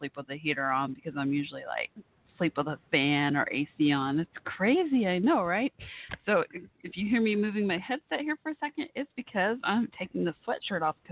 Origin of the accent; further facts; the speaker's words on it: Texas, United States; I do live in Texas